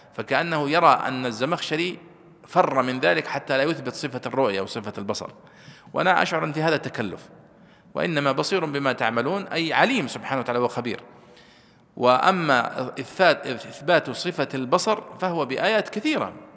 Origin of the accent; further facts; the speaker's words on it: Saudi Arabia; عندنا في السعودية